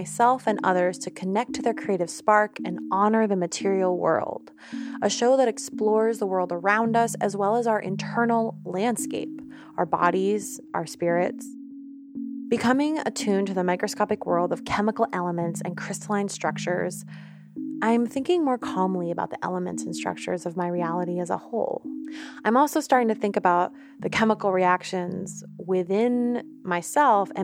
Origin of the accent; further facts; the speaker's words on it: New York, United States; now in Oakland, United States; I'm an artist and audio storyteller based out of Oakland. I'm from New York